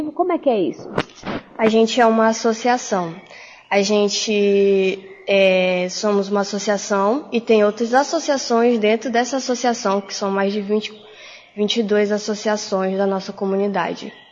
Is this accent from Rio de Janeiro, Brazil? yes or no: no; Itacoatiara, Amazonas, Brazil